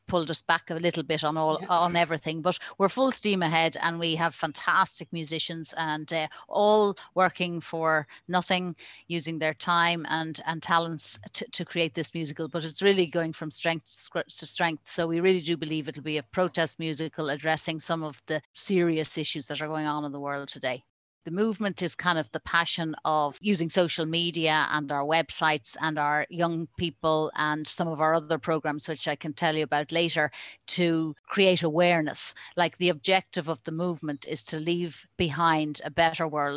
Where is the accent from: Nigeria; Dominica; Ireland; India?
Ireland; also born or lived in United States; I was born in Ireland